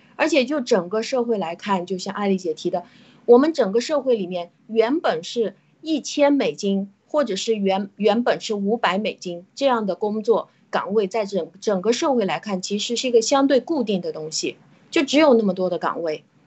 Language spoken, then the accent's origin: Chinese; China; 就是当我们中国人其实是最容易啊进入到这种民粹主义的问题的